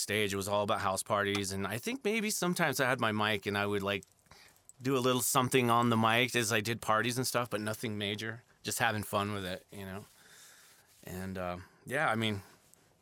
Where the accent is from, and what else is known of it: Santa Fe, New Mexico, United States; born or raised there